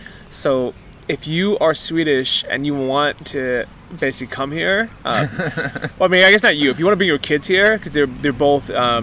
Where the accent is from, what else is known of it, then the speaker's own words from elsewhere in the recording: Fort Wayne, Indiana, United States; It's completely different than growing up in Fort Wayne, Indiana, or in the city.